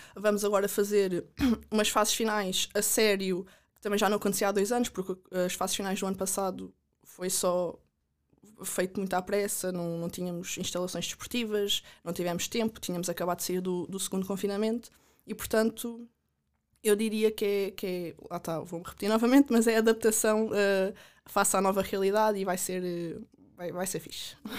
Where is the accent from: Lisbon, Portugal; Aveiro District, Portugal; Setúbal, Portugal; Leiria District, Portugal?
Leiria District, Portugal; Caldas da Rainha; also born or lived in United States; sou das Calas da Rainha